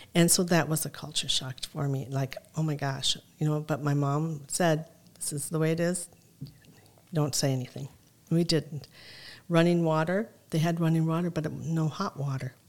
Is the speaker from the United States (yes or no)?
yes; Mankato, Minnesota, United States; also born or lived in Lebanon; coming here and growing up in Mankato and then going to Lebanon